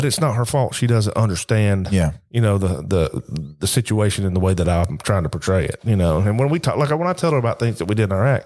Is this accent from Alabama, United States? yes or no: yes; Tarrant, Alabama, United States; I grew up in Tarrant City, just north of Birmingham. Went to Tarrant High School